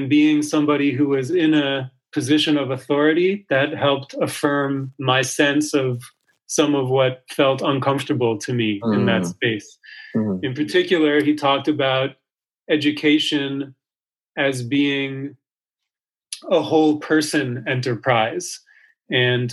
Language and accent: English; New York City, New York, United States; I grew up in New York City